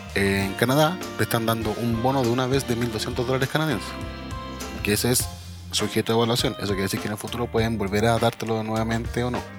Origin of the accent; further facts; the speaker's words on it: Chile; somos chilenos